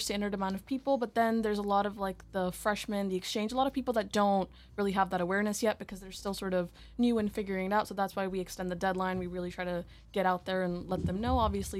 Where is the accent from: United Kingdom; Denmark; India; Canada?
India; born there; also born or lived in United States; I was born in India.